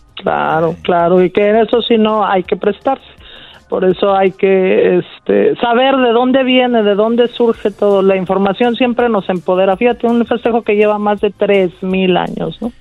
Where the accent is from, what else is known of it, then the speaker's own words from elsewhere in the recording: Mexico; nosotros como mexicanos